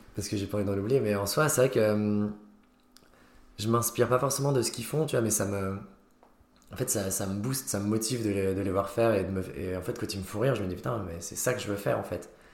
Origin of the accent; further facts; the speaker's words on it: Nancy, Grand Est, France; je viens de Nancy et qu'il n'y a rien là-bas